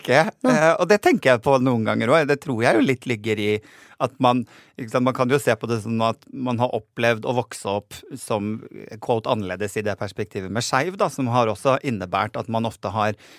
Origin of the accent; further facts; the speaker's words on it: Nordland, Norway; nordlandsbunaden, fordi det er det jeg har tilhørighet til